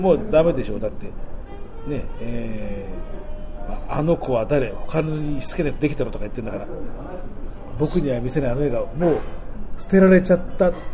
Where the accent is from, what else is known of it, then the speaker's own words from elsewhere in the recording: Tokyo, Japan; 僕はほらもともとが東京の生まれなんで